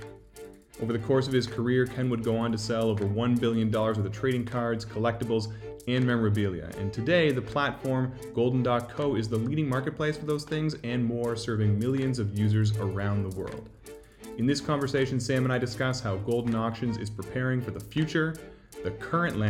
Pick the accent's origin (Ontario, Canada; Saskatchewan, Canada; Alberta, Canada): Ontario, Canada; Toronto; I'm from Toronto